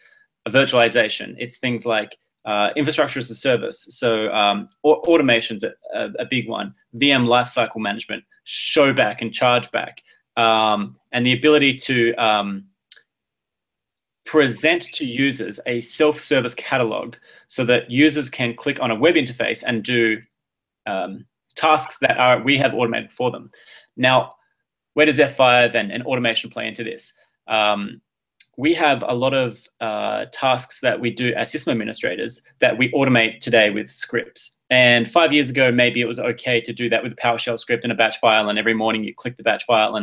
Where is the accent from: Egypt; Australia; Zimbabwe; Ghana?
Australia; Adelaide, South Australia; now in Boston, United States; I'm from a town called Adelaide, the capital of South Australia, which is a state in Australia